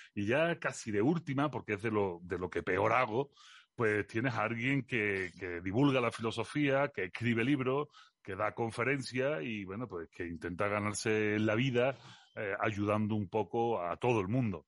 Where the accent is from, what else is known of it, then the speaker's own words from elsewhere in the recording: Seville, Andalusia, Spain; accent: Andalusian; moved away as an adult; also born or lived in Belgium / Los Molares, Spain; now in Mexico; nací en Bélgica porque mis padres, mi madre es de Jaén y mi padre es sevillano Allí se fueron por cuestiones de la vida y de un señor que, que, inauguraba Pantano. Y mm, allí nací yo y en el año 82 recabé, recabé en Sevilla, en el barrio de San Diego